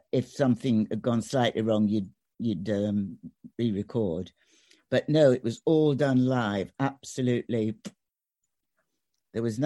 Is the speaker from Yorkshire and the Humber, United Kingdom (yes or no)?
yes; Sheffield, Yorkshire and the Humber, United Kingdom; moved away; I was born in Sheffield